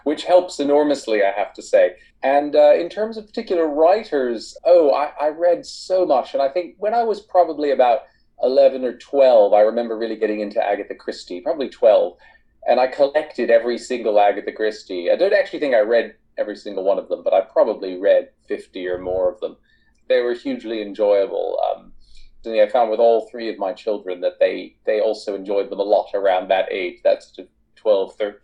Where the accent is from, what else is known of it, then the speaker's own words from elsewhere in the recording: East Coast of the United States, United States; moved away as an adult; now in United Kingdom; I grew up primarily on the East Coast of the United States, but I've lived in the UK for half my life now, for the last 23 years.